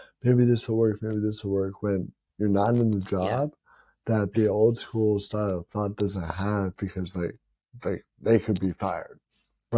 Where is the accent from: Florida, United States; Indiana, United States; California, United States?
Florida, United States; Tampa; the Lightning play in my hometown